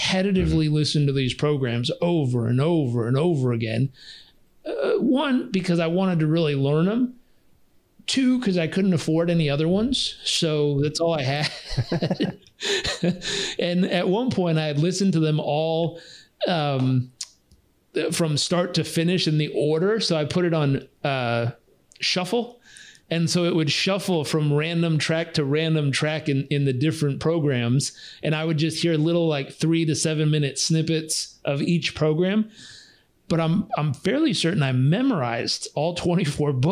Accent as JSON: {"language": "English", "region": "Southern California", "country": "United States", "said": "I was stubborn from Southern California."}